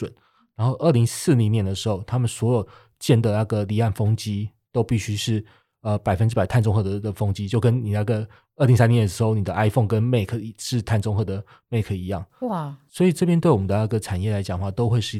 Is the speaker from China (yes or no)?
no; Taiwan; 那我们台湾为什么要做这件事情呢？就我们台湾这边到底是只是为了呃爱护北极熊吗？